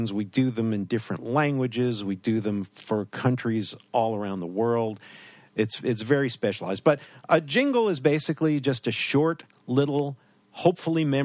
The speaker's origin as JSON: {"language": "English", "region": "New York", "country": "United States", "tie": "born or raised there", "moved": "yes", "said": "growing up in New York"}